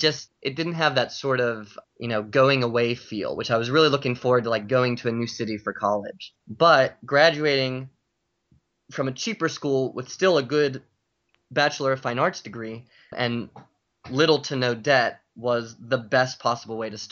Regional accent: Pittsburgh, Pennsylvania, United States; moved away as an adult; now in New York, United States; So I grew up in Pittsburgh

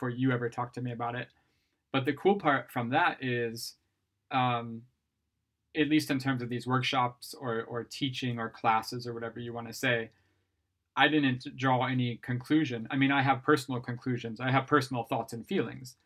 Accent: Ohio, United States; moved away as an adult; now in Sweden; I'm from Ohio

